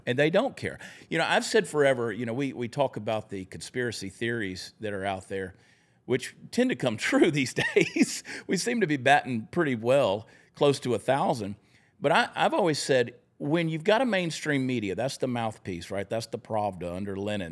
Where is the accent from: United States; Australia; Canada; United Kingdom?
United States; Augusta, Georgia; also born or lived in New Jersey; I was born in New Jersey. That's where my mother was when she went into labor. And I'm not from New Jersey. I just happened to be born there. I grew up in Augusta, Georgia